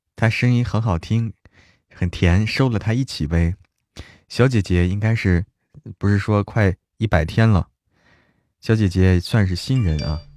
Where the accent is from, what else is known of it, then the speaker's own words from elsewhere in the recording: Hebei, China; 我是河北人